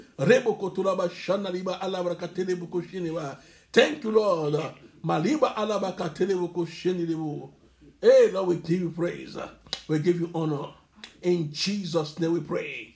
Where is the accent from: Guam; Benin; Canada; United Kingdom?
Benin; Cotonou, Littoral; In the place I grew up in Cotonou, I was born in Cotonou.